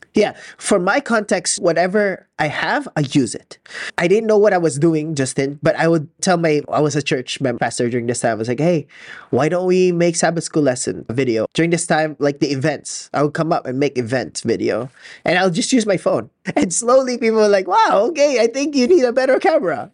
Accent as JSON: {"language": "English", "country": "Philippines", "said": "I'm so Filipino, I haven't seen snow in my life"}